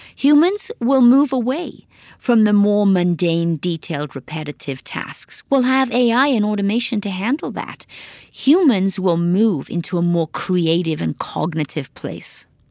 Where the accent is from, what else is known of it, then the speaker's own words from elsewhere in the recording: Wales, United Kingdom; moved away as an adult; also born or lived in Swansea; now in Detroit, United States; I grew up on a farm in Wales